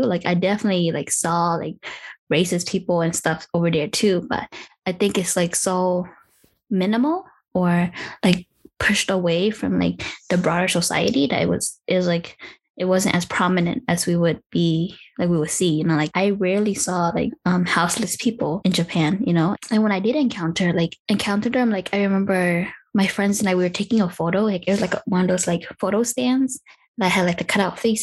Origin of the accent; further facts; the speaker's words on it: United States; also born or lived in Minnesota; I am an American